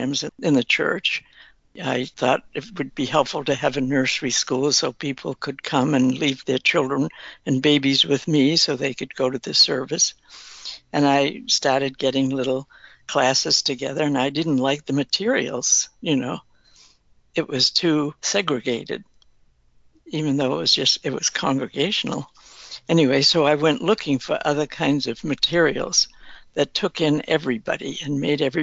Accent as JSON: {"language": "English", "region": "Massachusetts", "country": "United States", "tie": "born or raised there", "also_born_or_lived": "Danvers, Massachusetts", "said": "I grew up in Massachusetts"}